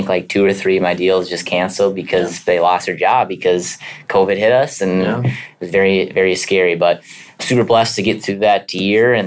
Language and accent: English; St. Cloud, Minnesota, United States; I grew up in St. Cloud